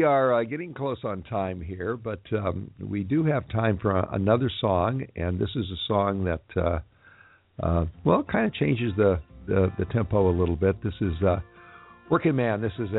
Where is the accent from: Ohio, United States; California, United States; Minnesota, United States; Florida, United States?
California, United States; Los Angeles; as this is my hometown